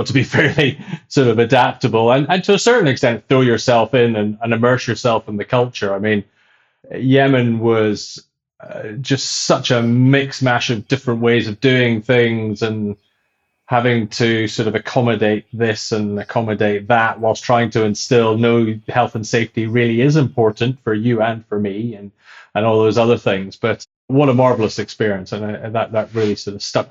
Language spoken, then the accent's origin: English; Scotland, United Kingdom; I'm Scottish